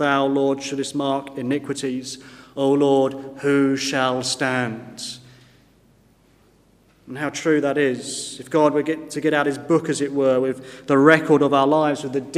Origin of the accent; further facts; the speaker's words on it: Woking, South East England, United Kingdom; when I grew up in Woking